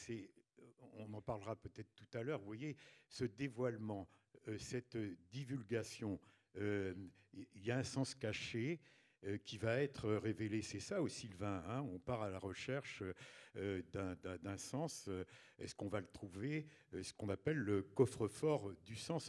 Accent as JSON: {"language": "French", "area": "a small village in Ille-et-Vilaine, south of Rennes", "region": "Brittany", "country": "France", "tie": "born or raised there", "also_born_or_lived": "Mayenne", "said": "au sud de Rennes, dans un petit village d'Ille-et-Vilaine. Et, donc euh, j'ai passé mon enfance euh, et mon adolescence euh, dans ce village"}